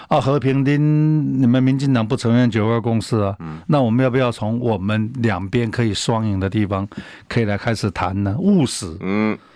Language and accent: Chinese; Taiwan; 我们台湾人